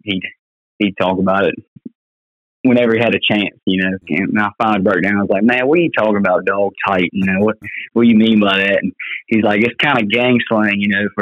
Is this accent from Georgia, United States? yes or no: no; Isle of Wight County, Virginia, United States; I'm from Isle of Wight County, Virginia. That's southeastern Virginia.